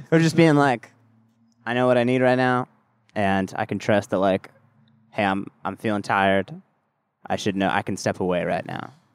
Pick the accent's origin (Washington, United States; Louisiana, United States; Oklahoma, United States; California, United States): California, United States; Southern; I grew up in Southern California